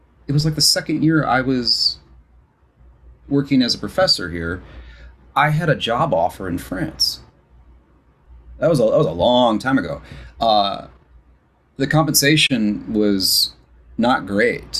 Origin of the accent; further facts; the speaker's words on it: Chicago, Illinois, United States; now in South Korea; I'm from Chicago